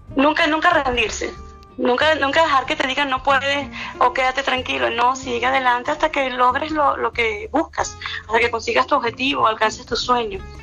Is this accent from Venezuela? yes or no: yes; Venezuela; soy venezolana